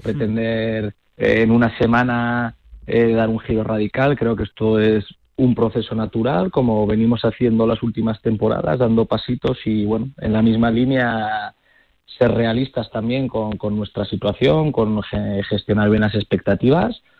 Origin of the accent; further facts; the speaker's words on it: Zaragoza, Aragon, Spain; yo que soy de Zaragoza